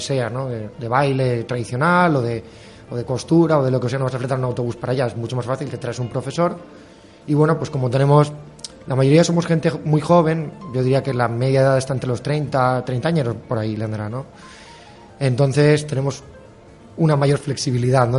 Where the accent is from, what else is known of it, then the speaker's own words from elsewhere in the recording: Valencian Community, Spain; la nuestra de Valencia